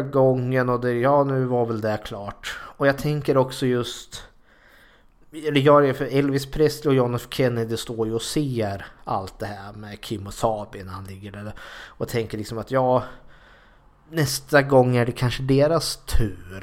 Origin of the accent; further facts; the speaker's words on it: Sweden; samma militärkultur här i Sverige